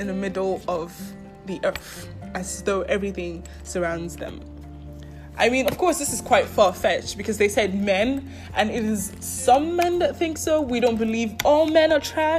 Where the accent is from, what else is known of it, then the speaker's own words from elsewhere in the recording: Nigeria; moved away; I would say I grew up in Nigeria. My parents are Nigerian, so even when we moved out of Nigeria, I still was raised in a very Nigerian way.